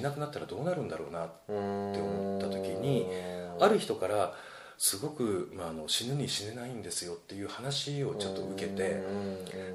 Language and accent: Japanese; Fukuoka, Japan; moved away as an adult; also born or lived in Tokyo; 地元は福岡なんですよね。